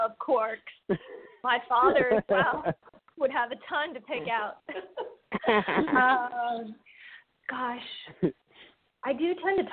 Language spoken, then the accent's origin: English; Lighthouse Point, Florida, United States; also born or lived in Falmouth, Massachusetts; I grew up in Lighthouse Point, Florida, and was born in Falmouth, Massachusetts.